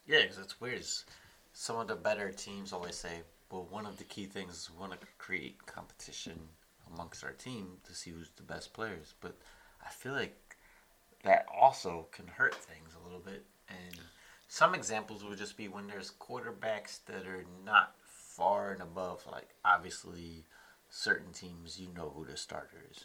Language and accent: English; Columbia, Maryland, United States; The entire all of Columbia is connected by bike paths. We have uh, lots of parks throughout